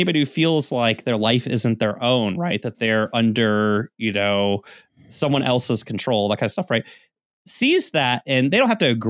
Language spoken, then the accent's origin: English; the South, United States; growing up in the South